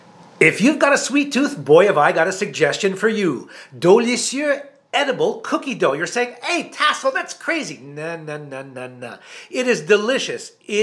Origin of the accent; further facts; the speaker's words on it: Canada; The good thing about being Canadian